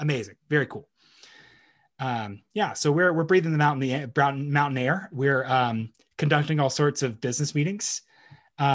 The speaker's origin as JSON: {"language": "English", "region": "Texas", "country": "United States", "moved": "as an adult", "said": "being a Texan abroad"}